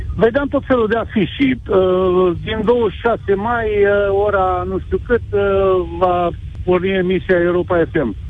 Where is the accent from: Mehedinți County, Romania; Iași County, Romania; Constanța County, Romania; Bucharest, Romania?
Iași County, Romania; Iași; moved away as an adult; also born or lived in Scotland; now in England, United Kingdom; eu sunt din Iași, de origine